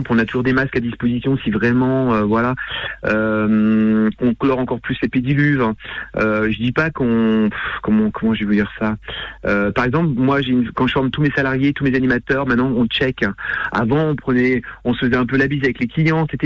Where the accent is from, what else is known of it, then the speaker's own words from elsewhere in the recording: the North, Hauts-de-France, France; Moi, je suis du Nord, je suis un sti, je suis un stomi, mm. Je suis un vrai sti.